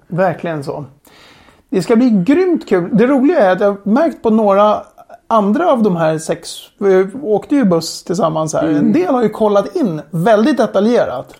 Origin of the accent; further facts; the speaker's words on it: Sweden; Vi är sex stycken svenskar